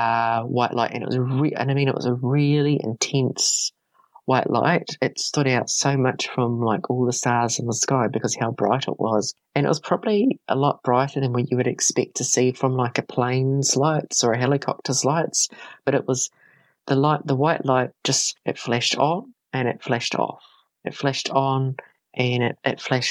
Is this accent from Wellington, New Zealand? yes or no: yes; Carterton, Wellington, New Zealand; my hometown in Carterton